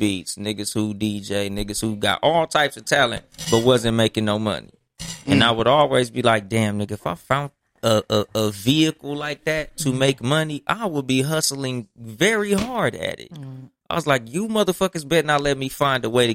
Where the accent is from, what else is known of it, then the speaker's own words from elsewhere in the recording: Compton, California, United States; now in Inland Empire, United States; I'm from Compton.